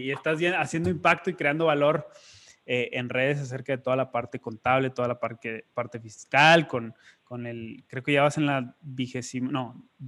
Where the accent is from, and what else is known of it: northern Mexico, Mexico